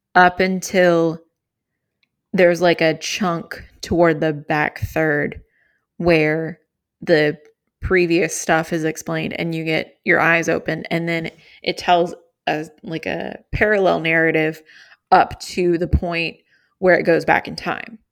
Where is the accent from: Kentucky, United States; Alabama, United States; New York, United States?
Kentucky, United States; I grew up in Kentucky, and that's, like, a southern thing.